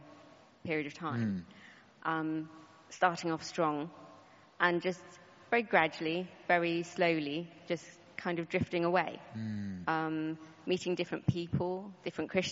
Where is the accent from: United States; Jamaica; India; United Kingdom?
United Kingdom; Croydon, London; also born or lived in Yorkshire; I was born in Yorkshire, and we moved down to Sandstead, Croydon, when I was about 5 years old